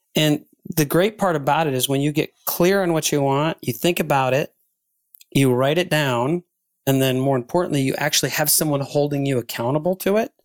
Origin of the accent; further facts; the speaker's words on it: Ann Arbor, Michigan, United States; I spoke at a conference here in my hometown of Ann Arbor, Michigan